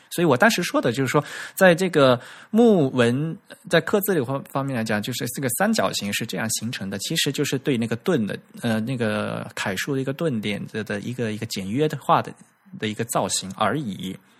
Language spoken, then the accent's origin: Chinese; Fujian, China; accent: southern; 我是福建的